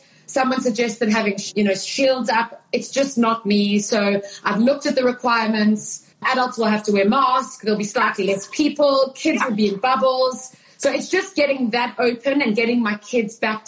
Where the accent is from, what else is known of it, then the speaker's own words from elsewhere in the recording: South Africa; moved away; growing up in South Africa. I was living in South Africa